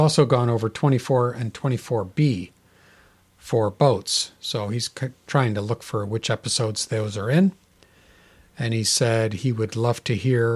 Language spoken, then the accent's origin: English; Kansas City, Missouri, United States; Kansas City, my hometown. I was born in Kansas City